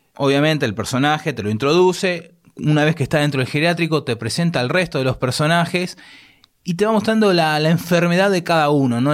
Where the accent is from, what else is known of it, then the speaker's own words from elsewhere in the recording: Argentina; accent: Argentine; el acento nuestro